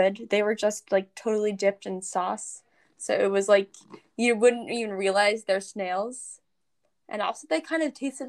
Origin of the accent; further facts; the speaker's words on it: United States; I'm from the United States, very very American girl